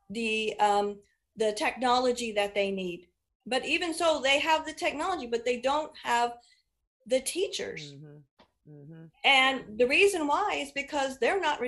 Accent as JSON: {"language": "English", "town": "Indianapolis", "region": "Indiana", "country": "United States", "tie": "born or raised there", "lives_now": "Hancock County, United States", "said": "I grew up on the Near East Side of Indy in Marion County"}